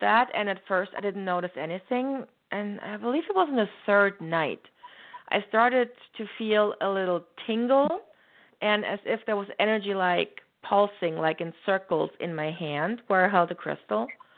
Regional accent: Germany; moved away; growing up in Germany, back then, there weren't very many spiritual people

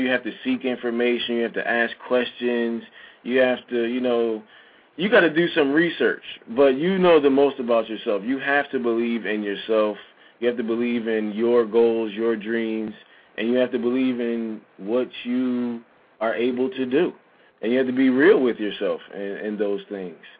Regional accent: United States; also born or lived in Shanghai, China; being an American, knowing the language, having lived there

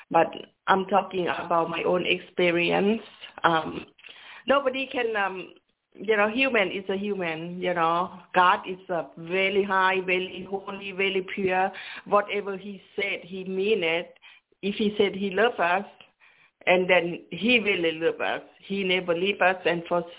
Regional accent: Laos; moved away; I grew up in Laos.

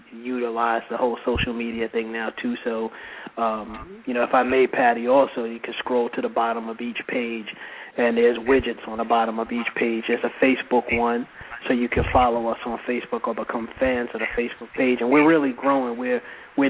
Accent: New York City, New York, United States; I grew up in Brooklyn, New York, and I grew up more specifically in the East New York section of Brooklyn

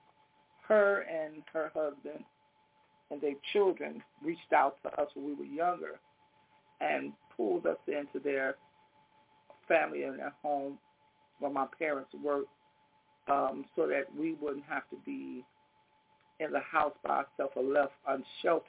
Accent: Chicago, Illinois, United States; We moved to the west side at an early age, I'll say kindergarten, first grade, around that time. Anyway, we was raised up on the west side.

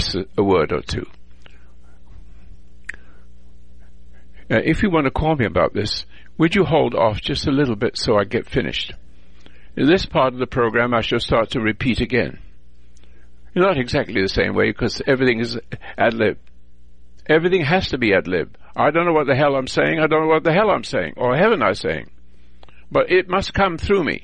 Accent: England, United Kingdom; now in United States; I was born in England, and I'm a veteran from World War II

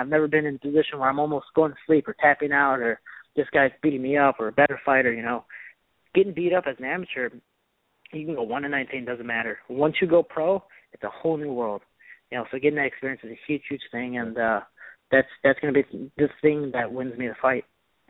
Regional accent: Chicago, Illinois, United States; moved away as an adult; also born or lived in Missouri; where I'm from Chicago

